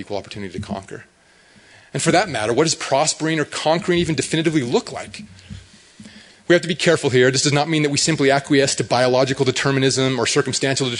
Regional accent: Hooper, Utah, United States; I grew up in Hooper

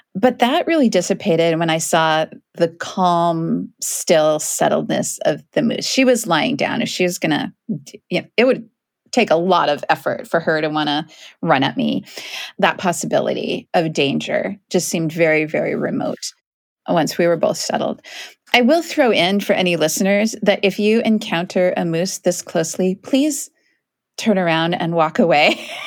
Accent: Kent, Washington, United States; I grew up in Kent, which is a town outside of Seattle.

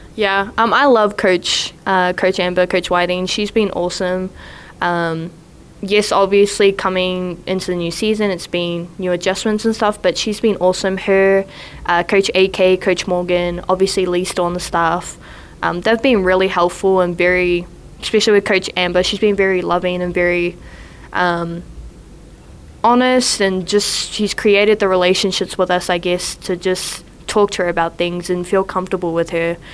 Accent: New Zealand; moved away as an adult; now in Provo, United States; I'm from New Zealand. I'm from Ngati Piro, which is the east coast of the North Island

